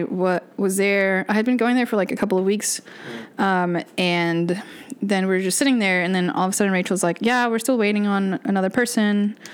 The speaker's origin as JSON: {"language": "English", "region": "Texas", "country": "United States", "moved": "as an adult", "lives_now": "Lakeland, United States", "said": "I am from Texas, and the way that I came here to Central Florida, specifically Lakeland, at the time I took a job that brought me out here"}